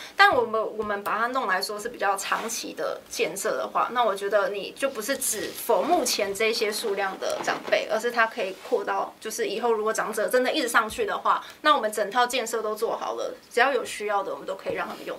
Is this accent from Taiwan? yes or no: yes; Songshan-Xinyi district, Taipei, Taiwan; 因为反正我本来就是在那边出生长大的嘛，所以我觉得就，就努力吧，回家乡努力